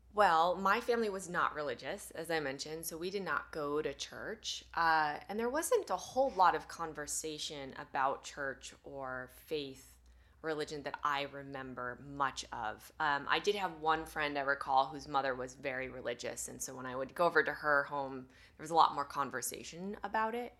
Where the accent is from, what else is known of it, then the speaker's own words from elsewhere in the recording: Sierra City, California, United States; I grew up in Northern California in the mountains, uh, a small town called Sierra City